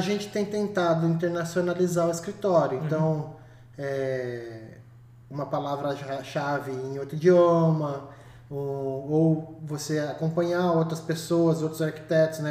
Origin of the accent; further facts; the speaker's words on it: Iperó, São Paulo, Brazil; eu cresci em Iperó